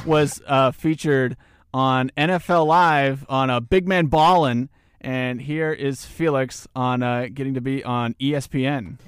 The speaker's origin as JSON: {"language": "English", "town": "Newton", "region": "Kansas", "country": "United States", "tie": "born or raised there", "said": "a proud representative of my hometown of Newton, Kansas."}